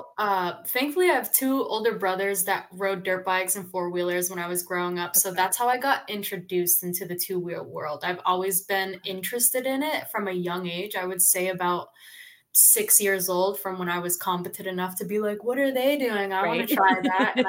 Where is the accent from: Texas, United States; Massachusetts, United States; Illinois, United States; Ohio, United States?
Massachusetts, United States; Boston; now in Aliso Viejo, United States; I'm originally from the East Coast. I'm from Boston, Massachusetts